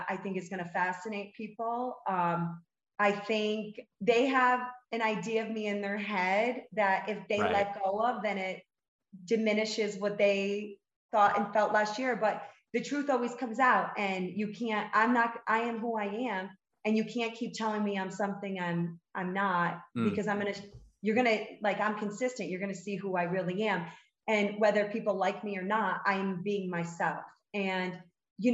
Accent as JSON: {"language": "English", "region": "New York", "country": "United States", "tie": "born or raised there", "moved": "yes", "lives_now": "Salt Lake City, United States", "said": "I'm a New Yorker, like, you know, I was born and raised there"}